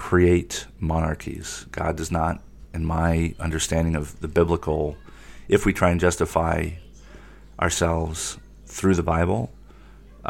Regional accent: United States; as an American

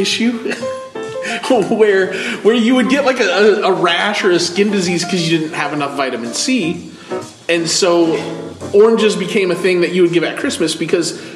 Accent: Michigan, United States; moved away; I was born and raised in Michigan

